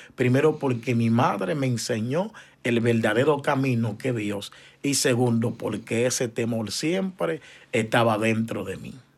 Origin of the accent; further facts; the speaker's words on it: San Cristóbal, Dominican Republic; moved away as an adult; now in Choloma, Honduras; somos de República Dominicana, ciudad San Cristóbal, pero nací en el Hospital Juan Pablo Pina, que queda en el centro de la ciudad de San Cristóbal pero mi niñez fue en un sector llamado Jeringa